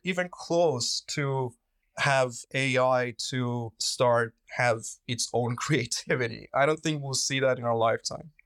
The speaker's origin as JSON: {"language": "English", "country": "Iran", "moved": "yes", "said": "I'm originally from Iran"}